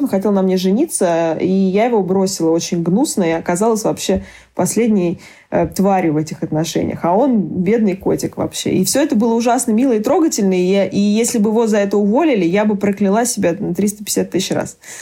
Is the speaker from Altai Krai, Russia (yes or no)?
yes; Barnaul, Altai Krai, Russia; я родилась в Барнауле.